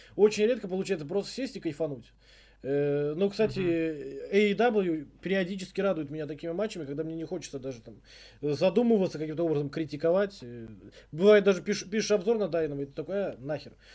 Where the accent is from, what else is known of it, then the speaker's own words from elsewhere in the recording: Tashkent, Uzbekistan; я из Ташкента, из спального района